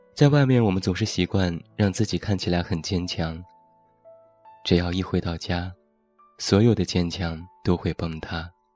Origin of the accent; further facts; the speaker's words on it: Taiyuan, Shanxi, China; 现在在我的家乡山西太原